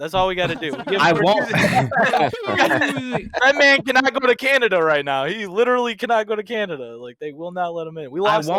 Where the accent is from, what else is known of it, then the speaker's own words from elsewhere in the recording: Michigan, United States; We're from Michigan.